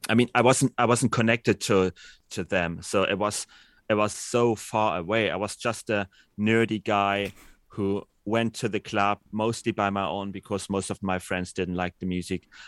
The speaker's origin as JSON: {"language": "English", "town": "Dresden", "region": "Saxony", "country": "Germany", "tie": "born or raised there", "said": "I'm born and raised in Dresden"}